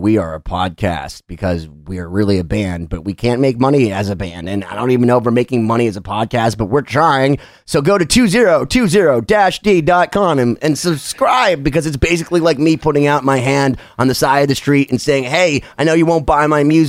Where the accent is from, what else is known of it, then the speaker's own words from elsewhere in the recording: Worcester, Massachusetts, United States; when I was growing up in Worcester, Massachusetts, listening to WAAF, which was the rock station, besides WBCN